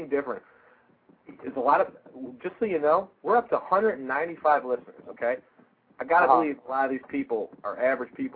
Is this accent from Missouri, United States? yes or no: no; Rochester, New York, United States; I'm from Rochester